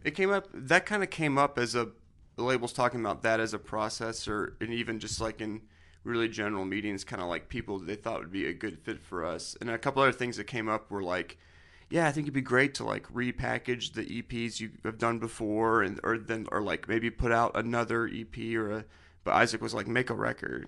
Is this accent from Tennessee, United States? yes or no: yes; Nashville, Tennessee, United States; we're from Nashville